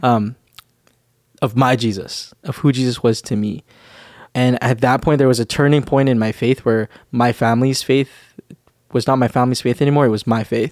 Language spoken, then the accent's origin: English; Winnipeg, Manitoba, Canada; moved away as an adult; I'm from Winnipeg, uh, Winnipeg, Manitoba